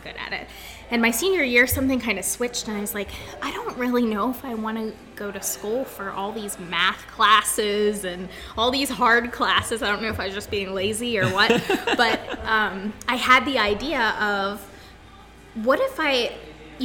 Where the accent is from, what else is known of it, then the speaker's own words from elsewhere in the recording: Bellwood, Pennsylvania, United States; also born or lived in Florida; I grew up in Bellwood, which is a really small town right next to Altoona.